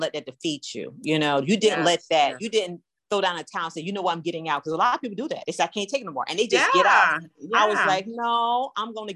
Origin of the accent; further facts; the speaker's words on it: Georgia, United States; I'm from Georgia